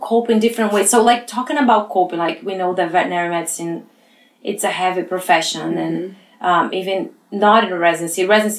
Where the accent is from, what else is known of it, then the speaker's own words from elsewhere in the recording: Brazil; English is a second language; So all my education was in Brazil. And so you guys bear that with my accent.